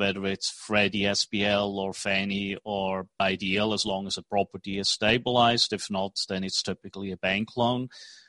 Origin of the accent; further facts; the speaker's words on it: Switzerland; English is a second language; moved away as an adult; also born or lived in New York, United States / Tokyo, Japan / Hong Kong; now in Dallas, United States; I was born in Switzerland, and right after school, I studied finance economics